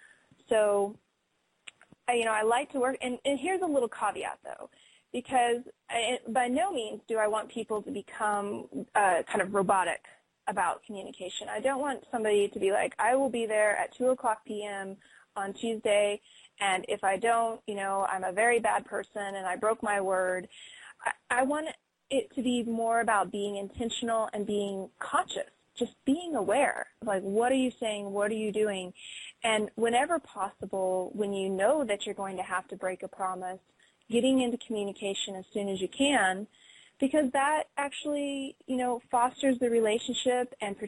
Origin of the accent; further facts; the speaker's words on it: Colorado, United States; I'm from Colorado.